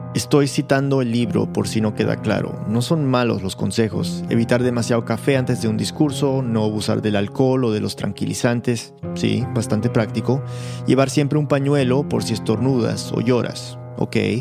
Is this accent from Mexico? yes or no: no; United States; also born or lived in Lima, Peru; Yo crecí en Estados Unidos, en una casa peruana, y mis padres eran muy disciplinados con el tema del idioma